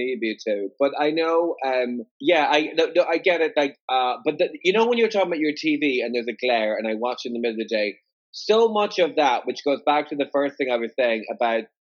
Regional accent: Ireland; Irish, I'm Irish

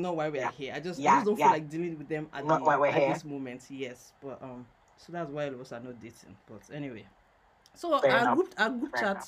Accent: Nigeria; I'm a Nigerian woman living in Lagos.

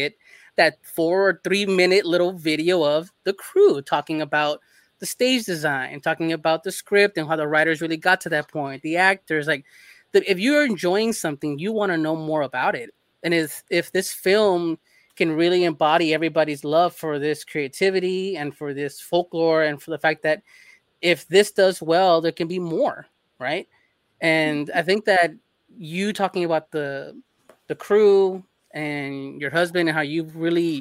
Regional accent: Los Angeles, California, United States; moved away as an adult; now in Texas, United States; I'm from LA. I'm born in LA. Born, bred, and left at 20 years old and never looked back.

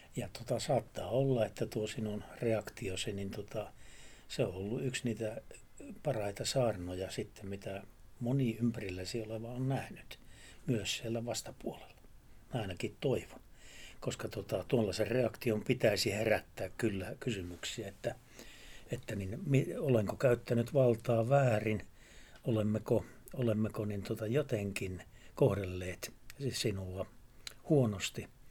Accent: Savo, Savonia, Finland; yhden savolaisen sanonnan kanssa, kun sanotaan, että siellä meillä, meillä päin

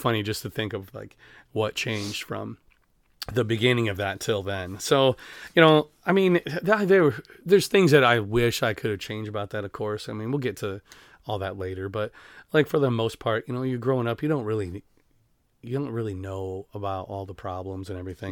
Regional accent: Denver, Iowa, United States; also born or lived in Sumner, Iowa / Vinton, Iowa; I am from Denver

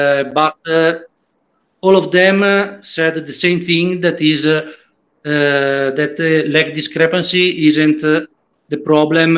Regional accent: Italy; English is a second language; I am from Italy

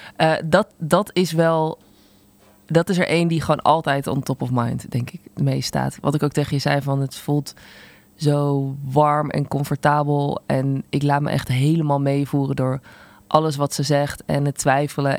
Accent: Zundert, North Brabant, Netherlands; Ik kom uit Sundert, een dorp wat echt in de middle of nowhere is.

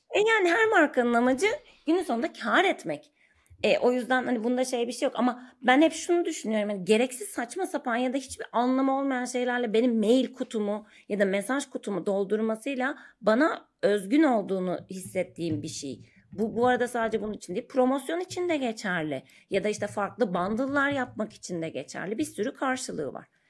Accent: Ankara, Turkey; moved away as an adult; now in Istanbul, Turkey; ben Ankara doğumluyum. 30 yaşıma kadar Ankara'da yaşadım. Sonra İstanbul'a taşındım.

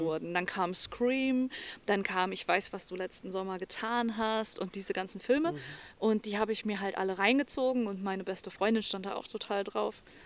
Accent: North Hesse, Germany; ich komme aus Nordhessen

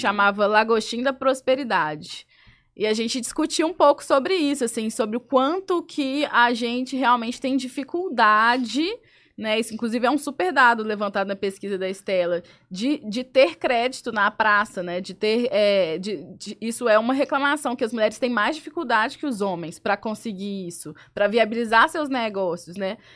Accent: Belo Horizonte, Minas Gerais, Brazil; sou de BH, sou chefe de cozinha, tenho dois restaurantes lá

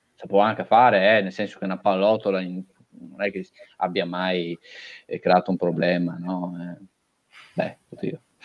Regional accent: Sossano, Veneto, Italy; se io sono nato a Sossano, se io sono nato in Italia

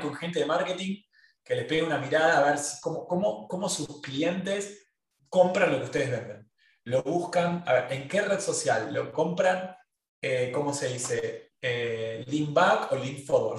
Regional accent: Argentina; Todos los que somos argentinos

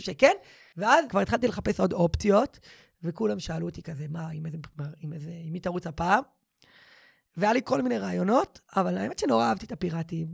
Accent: Givat Shmuel, Central District, Israel; גדלתי בגבעת שמואל, בבית דתי-לאומי, ליברלי, בורגני

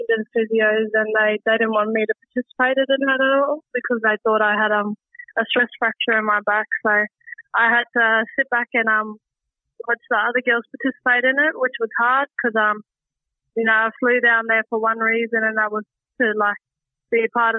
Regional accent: Darwin, Northern Territory, Australia; also born or lived in Victoria; getting the opportunity to stay in my hometown of Darwin instead of moving interstate again

